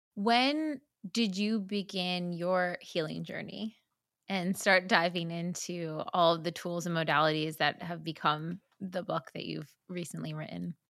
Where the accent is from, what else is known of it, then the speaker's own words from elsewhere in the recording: New Jersey, United States; I'm from Jersey as well